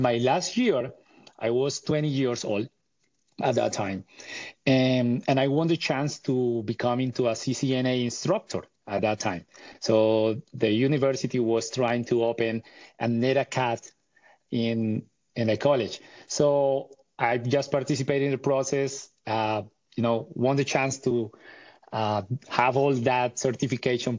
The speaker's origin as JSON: {"language": "English", "region": "Bogotá", "country": "Colombia", "tie": "born or raised there", "said": "I was born and raised in Bogota, Colombia, and in the 80s."}